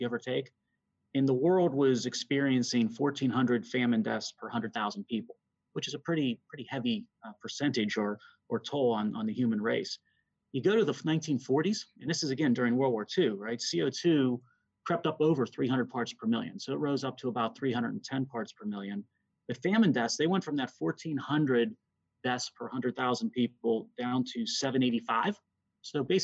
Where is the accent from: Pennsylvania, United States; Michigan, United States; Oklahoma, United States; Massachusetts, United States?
Pennsylvania, United States; my home state, the Commonwealth of Pennsylvania.